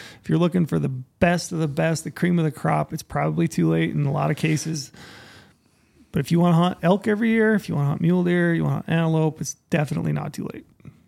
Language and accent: English; Utah, United States; Saw archery bison in my home state of Utah.